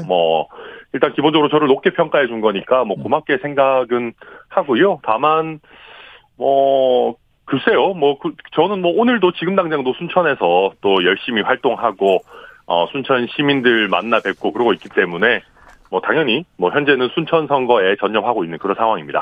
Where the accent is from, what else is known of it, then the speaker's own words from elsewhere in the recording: Daegu, South Korea; moved away; also born or lived in Suncheon; 대구가 제 고향이니까, 네. 저는 대구에서 일정 부분 살고 학교도 다니고 했기 때문에